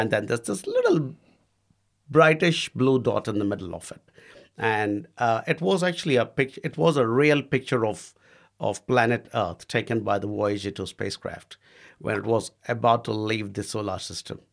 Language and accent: English; India; moved away as an adult; now in New Zealand; I was the only Indian bloke at, uh, the Wananga